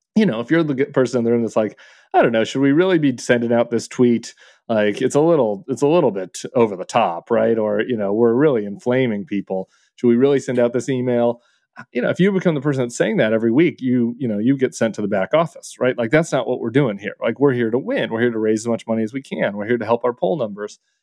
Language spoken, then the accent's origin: English; Colorado, United States; I'm from Colorado.